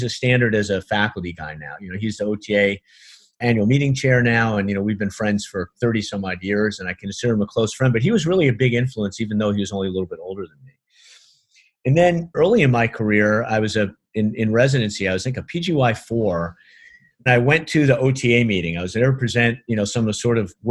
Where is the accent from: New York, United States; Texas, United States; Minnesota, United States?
New York, United States; New York City; moved away; I'm from Brooklyn